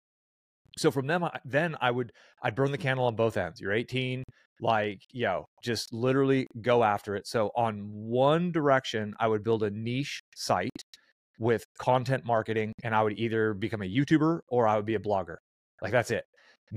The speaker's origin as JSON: {"language": "English", "area": "San Francisco Bay Area", "region": "California", "country": "United States", "tie": "born or raised there", "also_born_or_lived": "Albuquerque, New Mexico", "moved": "as an adult", "said": "I grew up in the San Francisco Bay Area"}